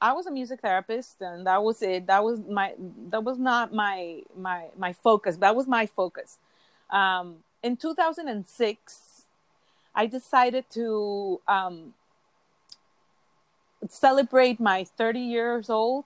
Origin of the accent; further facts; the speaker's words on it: Mexico City, Mexico; moved away as an adult; I was born and raised in Mexico City